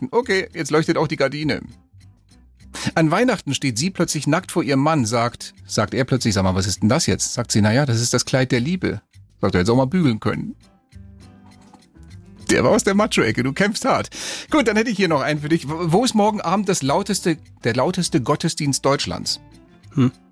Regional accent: Spain; born there; In meiner Heimat, wo ich ja geboren bin, äh, in Spanien, da gibt es

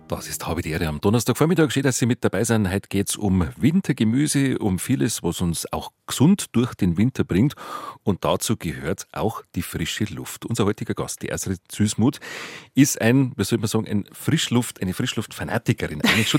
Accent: Bavaria, Germany; bei uns in Bayern

